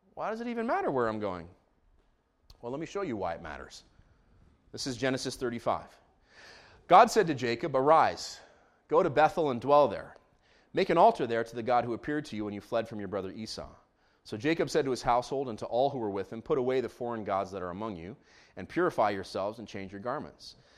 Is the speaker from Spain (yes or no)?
no; Israel; moved away; Actually, I'm from Israel. I grew up in Israel.